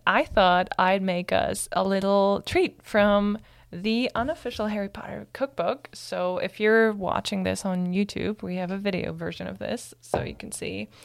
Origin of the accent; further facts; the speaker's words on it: Germany; moved away; I'm from Germany